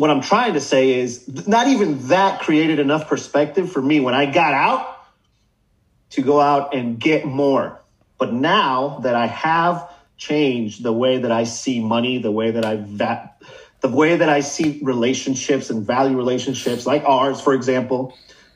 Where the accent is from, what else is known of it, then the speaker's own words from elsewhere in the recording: Managua, Nicaragua; moved away; I'm originally from Nicaragua